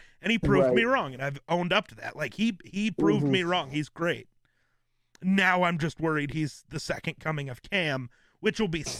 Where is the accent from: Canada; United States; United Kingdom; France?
United States; Wyoming; I'm from Wyoming